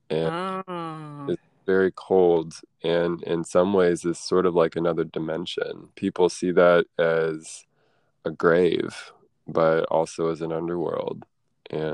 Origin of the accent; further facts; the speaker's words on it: Louisville, Kentucky, United States; moved away; also born or lived in Chicago; I grew up in Louisville, Kentucky.